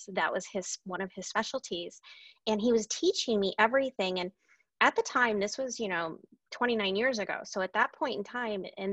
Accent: Anchorage, Alaska, United States; I was born and raised in Anchorage, Alaska, and my family has been there.

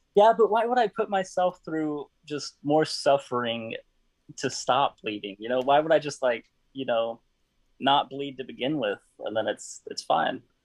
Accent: Houston, Texas, United States; I'm from Houston, Texas

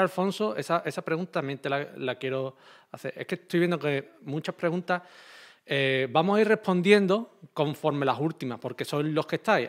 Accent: Andalusia, Spain; como soy de Andalucía, me expreso así

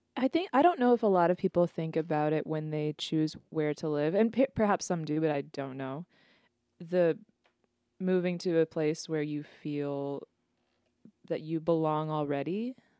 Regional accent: Minnesota, United States; I grew up in Minnesota

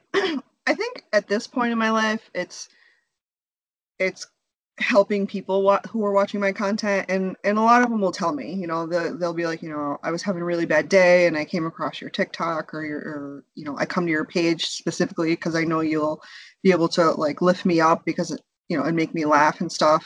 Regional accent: United States; also born or lived in India; we were both born in India. We moved here when we were young, and so we, we were raised here in America

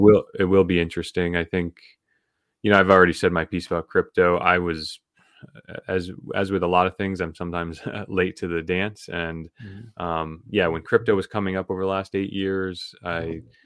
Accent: New England, United States; also born or lived in Vermont; born and raised in New England

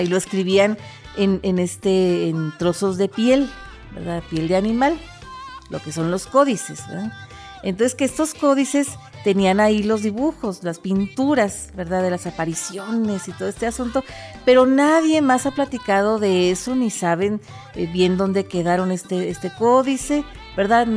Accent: Mexico; nuestra identidad nacional, ¿verdad? La identidad nacional de México

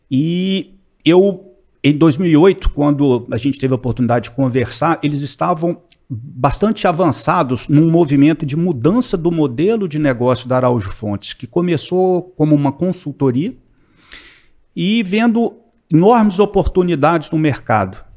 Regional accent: Belo Horizonte, Minas Gerais, Brazil; eu queria voltar para Belo Horizonte, eu sou de Belo Horizonte

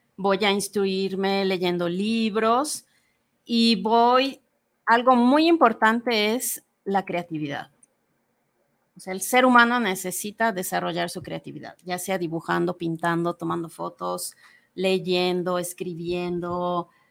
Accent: Mérida, Yucatán, Mexico; moved away as an adult; also born or lived in Mexico City / Buenos Aires; now in Guadalajara, Mexico; Yo eh, nací en Mérida, Yucatán, y salí de ahí a los veintitantos años.

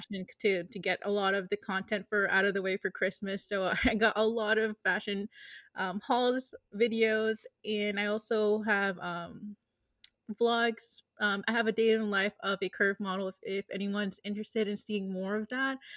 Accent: Lawrence, Massachusetts, United States; now in Boston, United States; I was born, born and raised in Lawrence

